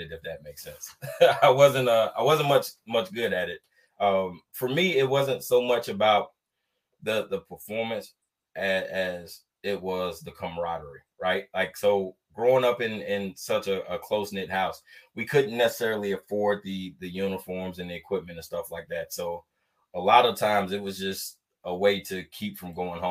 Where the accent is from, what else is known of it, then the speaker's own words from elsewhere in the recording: Atlanta, Georgia, United States; moved away as an adult; I was born and raised in Atlanta, Georgia